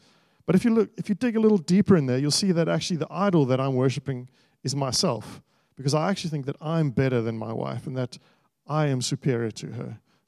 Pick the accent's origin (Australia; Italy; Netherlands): Australia; as an Australian society where there is so many different kinds of people, so many different backgrounds, so many different nationalities, lots of things that are different, there must be something that makes us gather together